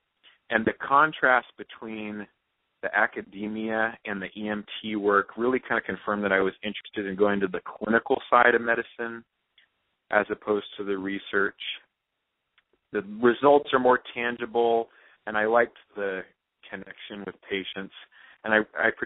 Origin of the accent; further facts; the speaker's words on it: South Orange County, California, United States; I grew up in South Orange County, California